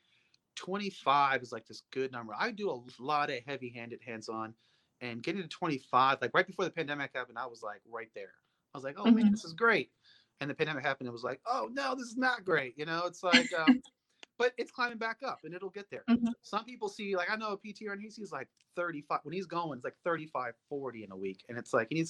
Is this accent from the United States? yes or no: yes; Alaska, United States; now in Texas, United States; I grew up in Alaska